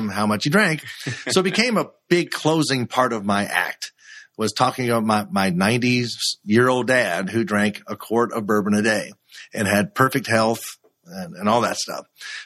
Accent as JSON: {"language": "English", "town": "Louisville", "region": "Kentucky", "country": "United States", "tie": "born or raised there", "said": "growing up in Kentucky is a big influence. And my dad worked at Fall City Brewing Company here in Louisville, Kentucky for 45 years"}